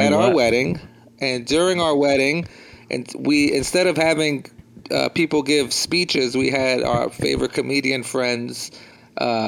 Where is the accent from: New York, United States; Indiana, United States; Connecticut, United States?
New York, United States; moved away as an adult; also born or lived in Philadelphia; now in Tampa, United States; I'm born and raised in New York, and I very much identify as a New Yorker